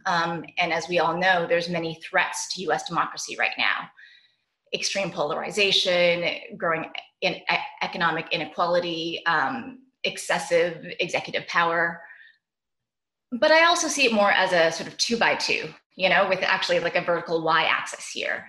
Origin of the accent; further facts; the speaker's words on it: Canada; now in Brooklyn, New York, United States; my home country of Canada